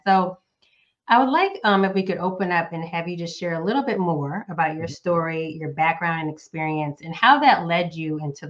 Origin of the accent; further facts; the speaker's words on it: Northeast United States, United States; moved away; also born or lived in Southeast United States; I am a current Southerner, so living in the Southeast United States, but was born and raised in the Northeast United States.